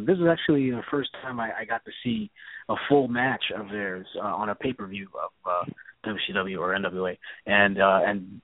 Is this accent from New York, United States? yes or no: yes; New York City, New York, United States; I grew up in the Bronx